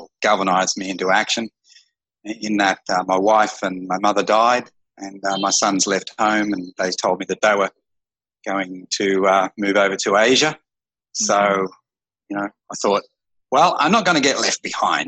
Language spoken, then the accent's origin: English; Australia; moved away as an adult; now in Phnom Penh, Cambodia; I'm an Australian